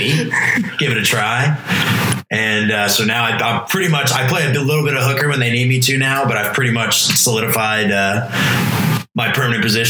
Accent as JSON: {"language": "English", "town": "Canfield", "region": "Ohio", "country": "United States", "moved": "yes", "lives_now": "Austin, United States", "said": "I'm from Youngstown area of Ohio originally. I'm actually from Canfield"}